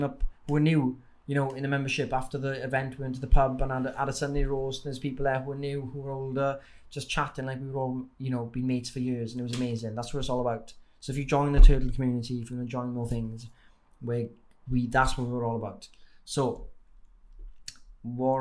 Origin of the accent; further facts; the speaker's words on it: Wales, United Kingdom; accent: Welsh; you've got the Welsh accent here, but when you see me in real life, it's probably even stronger